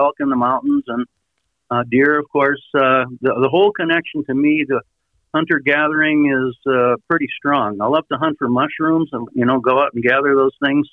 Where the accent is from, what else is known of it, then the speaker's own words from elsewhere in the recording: Iowa, United States; I grew up in Iowa